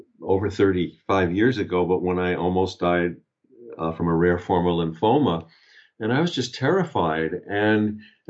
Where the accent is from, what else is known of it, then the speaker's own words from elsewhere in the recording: Long Island, New York, United States; also born or lived in Albany, New York; I grew up on Long Island in outside of New York City